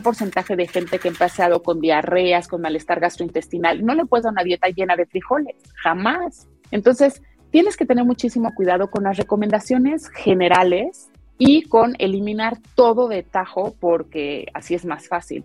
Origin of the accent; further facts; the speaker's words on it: Mexico; como mexicanos